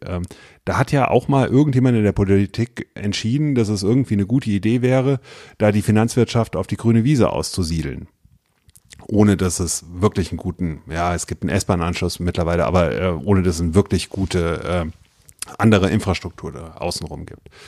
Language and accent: German; Westerwald, Rhineland-Palatinate, Germany; moved away as an adult; now in Wiesbaden, Germany; ich bin, äh, wie gesagt, aus dem Westerwald nach Wiesbaden gezogen. Das war 99 äh, und äh, habe da angefangen zu studieren